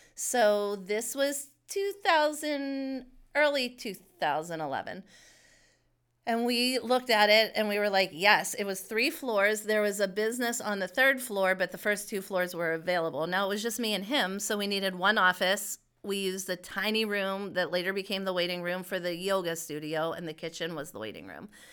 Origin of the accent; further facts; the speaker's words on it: Pittsburgh, Pennsylvania, United States; I grew up in, here in Pittsburgh in Shaler Township